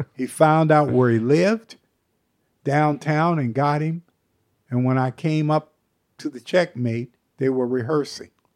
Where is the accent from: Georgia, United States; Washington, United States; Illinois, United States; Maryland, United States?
Washington, United States; Seattle; I grew up in Seattle